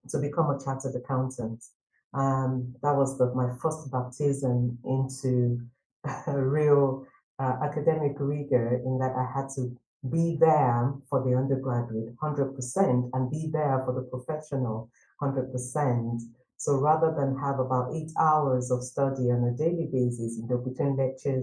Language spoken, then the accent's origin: English; Nigeria; moved away as an adult; I studied accounting and finance back in my home country, Nigeria